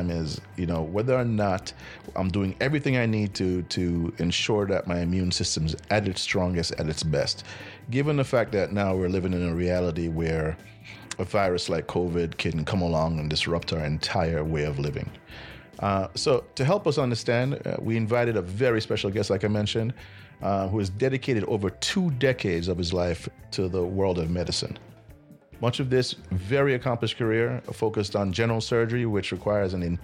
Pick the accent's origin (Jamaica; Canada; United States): Jamaica; we're Jamaican